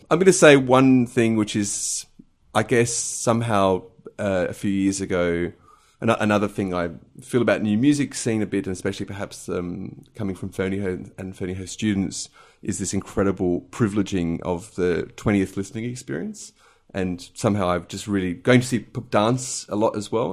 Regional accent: Adelaide, South Australia, Australia; also born or lived in Chicago, United States; now in London, United Kingdom; at the age of 10 months, went to Adelaide with my family and uh, grew up there.

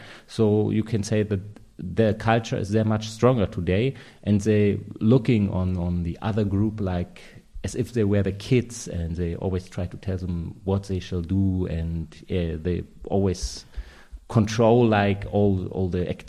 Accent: Cottbus, Brandenburg, Germany; English is a second language; the sovereign radio in my hometown, Cottbus.

